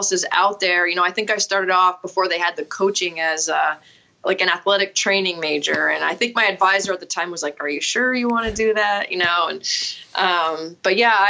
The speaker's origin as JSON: {"language": "English", "region": "Vermont", "country": "United States", "tie": "born or raised there", "also_born_or_lived": "Connecticut", "said": "I am a Vermonter, so I'm back in my home state, but I grew up playing here"}